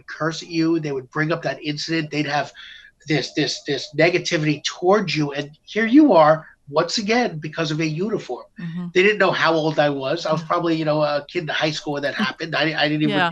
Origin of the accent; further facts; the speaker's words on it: New York City, New York, United States; I'm from Staten Island